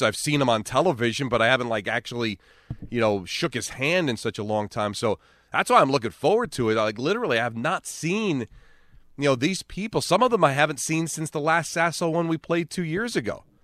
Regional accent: Hawthorne, New Jersey, United States; a community like North Jersey where I grew up in Hawthorne

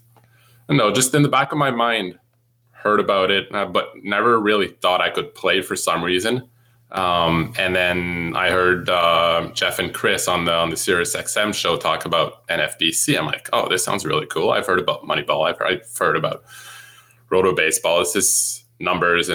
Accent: near Montreal, Quebec, Canada; English is a second language; I grew up near Montreal

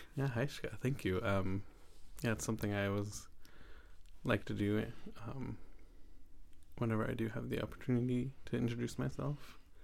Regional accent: Saanich, British Columbia, Canada; I come from Saanich, and I come from the Palkuchen Nation

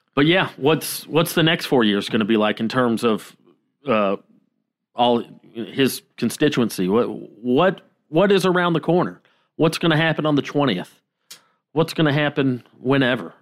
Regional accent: the South, United States; My whole fucking childhood, growing up in the South

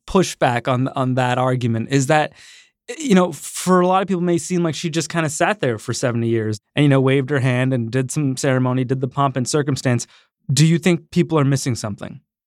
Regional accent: Canada; I grew up in Canada

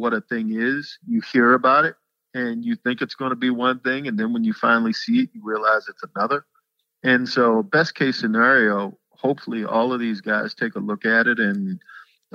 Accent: Annapolis, Maryland, United States; moved away; I come from Annapolis, Maryland

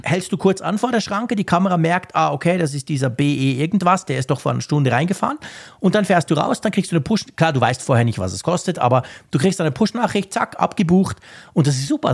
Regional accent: Bern, Switzerland; bei uns in Bern

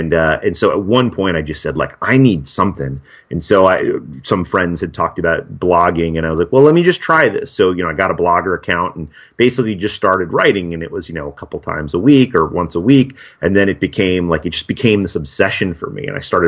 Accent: Westchester County, New York, United States; I grew up in New York. I grew up in Westchester County

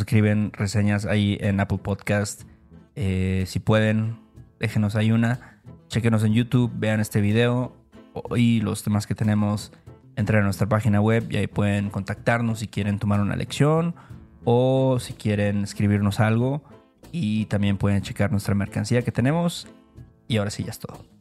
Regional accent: Veracruz, Mexico; somos de Veracruz

